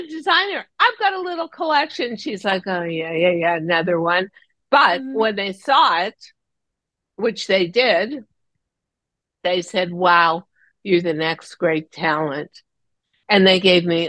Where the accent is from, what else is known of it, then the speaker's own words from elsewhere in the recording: California, United States; moved away as an adult; also born or lived in New York; I'm from California